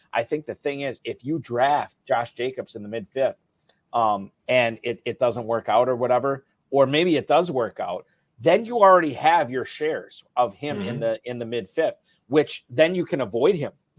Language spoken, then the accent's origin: English; Appleton, Wisconsin, United States; born or raised there